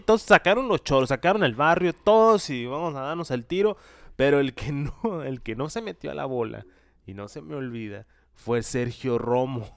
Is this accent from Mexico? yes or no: yes; Mexico; siendo mexicano